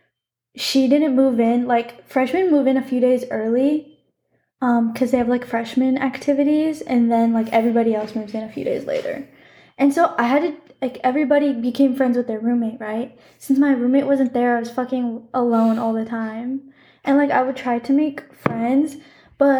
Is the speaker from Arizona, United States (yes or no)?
yes; Arizona, United States; moved away as an adult; now in California, United States; technically, I'm from Arizona